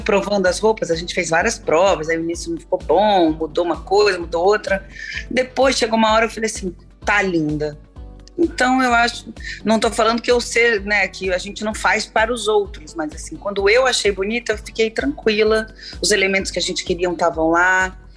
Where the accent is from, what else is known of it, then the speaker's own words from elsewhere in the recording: São Paulo, Brazil; eu sou paulista